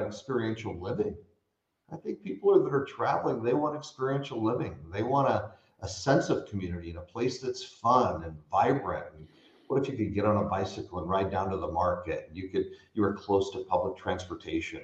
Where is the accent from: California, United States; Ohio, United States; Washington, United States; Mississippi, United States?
California, United States; Bay Area; I grew up in the Bay Area